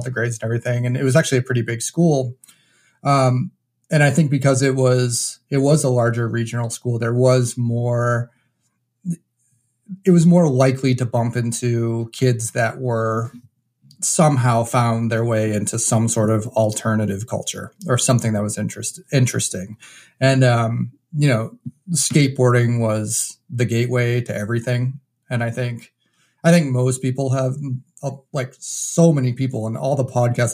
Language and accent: English; New Hampshire, United States; moved away as an adult; also born or lived in Chicago / Martha's Vineyard / Boston; I was actually born and raised in New Hampshire.